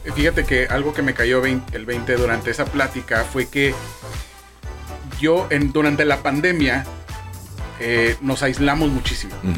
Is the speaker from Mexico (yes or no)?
yes; Mexico; also born or lived in Baja California; que no tranza no avanza es un lema que, que tenemos como mexicanos